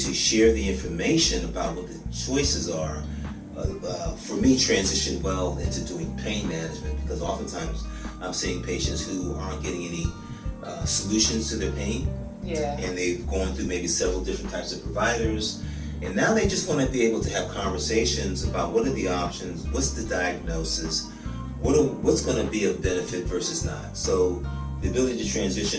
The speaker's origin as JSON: {"language": "English", "town": "San Francisco", "region": "California", "country": "United States", "tie": "born or raised there", "also_born_or_lived": "New York City", "moved": "yes", "lives_now": "Atlanta, United States", "said": "I'm from San Francisco, California. Raised there, lived in New York for a couple of years"}